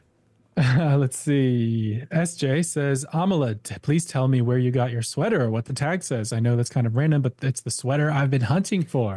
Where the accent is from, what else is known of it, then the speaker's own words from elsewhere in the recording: Minnesota, United States; moved away; as a Minnesotan, by the way. I mean, I was born in Minnesota